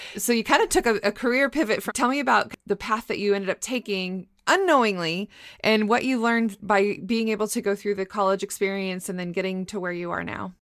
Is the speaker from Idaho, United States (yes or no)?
yes; Moscow, Idaho, United States; moved away; also born or lived in Boise, Idaho; I was born in Moscow, but my undergrad is from Boise State, and now I teach at Boise State